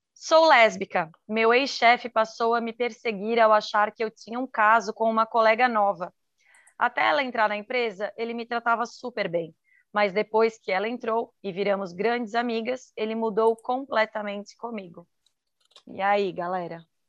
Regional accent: Santa Catarina, Brazil; sou de Santa Catarina

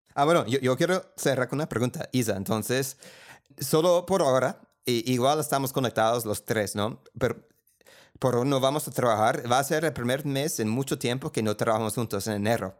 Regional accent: United States; accent: gringo; Spanish is a second language; moved away as an adult; now in Colombia; Yo vengo de la clase media de los Estados Unidos

